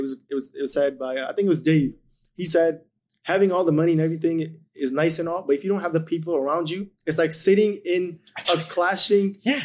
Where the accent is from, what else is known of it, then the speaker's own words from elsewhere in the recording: India; now in Edmonton, Canada; moved to India for ten years